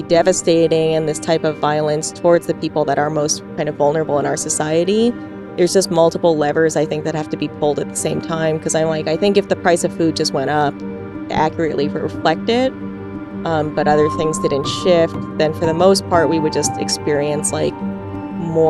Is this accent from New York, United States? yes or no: yes; New York, United States; when I was growing up in New York, when I was a kid